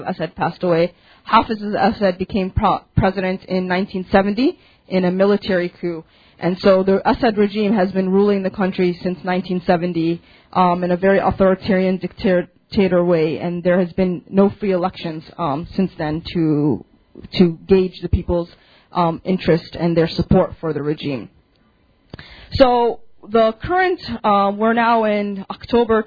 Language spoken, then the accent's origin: English; Chicago, Illinois, United States; I was born and raised in Chicago, but I have family back in Syria. My family's from Damascus and Hama.